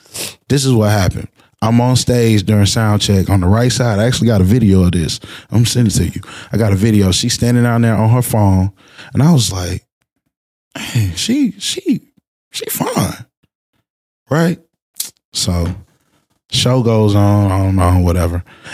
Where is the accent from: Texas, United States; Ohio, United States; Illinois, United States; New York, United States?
Texas, United States; Houston; She came to my hometown.